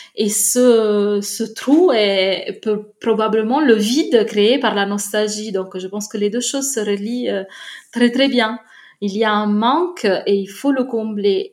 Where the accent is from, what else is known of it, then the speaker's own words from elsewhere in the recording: Naples, Campania, Italy; je viens de Naples